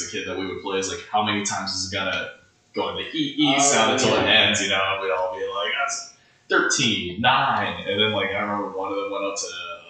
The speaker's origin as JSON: {"language": "English", "country": "United States", "tie": "born or raised there", "said": "I grew up in America"}